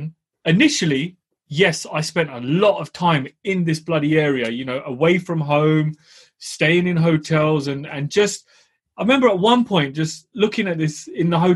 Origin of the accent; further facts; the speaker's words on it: United Kingdom; I'm a Southerner